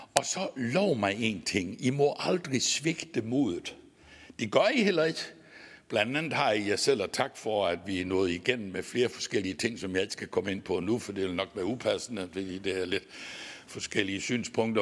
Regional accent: Vojens, Southern Denmark, Denmark; accent: Southern Jutlandic (sønderjysk); så er jeg jo sønderjyde, og det kan I også godt samtidig høre på min dialekt

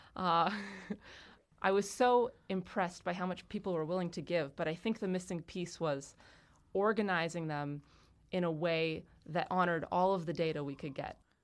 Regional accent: Monson, Massachusetts, United States; my hometown in half. In Western Massachusetts

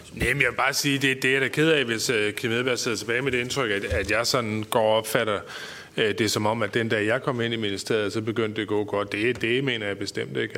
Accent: North Jutland, North Denmark Region, Denmark; som nordjyde og borgerlig

